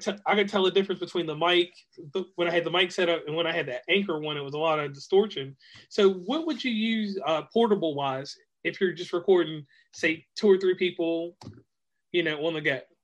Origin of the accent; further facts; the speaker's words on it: Virginia, United States; now in West Virginia, United States; I'm from uh, Virginia, but I hail from West Virginia now